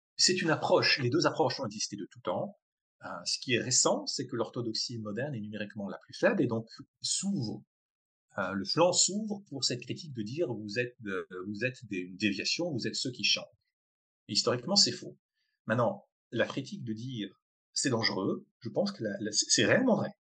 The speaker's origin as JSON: {"language": "French", "town": "Colmar", "region": "Grand Est", "country": "France", "tie": "born or raised there", "also_born_or_lived": "Geneva, Switzerland / Israel", "moved": "as an adult", "said": "J'ai été, grandi une famille traditionnelle alsacienne, euh, Colmar en Alsace"}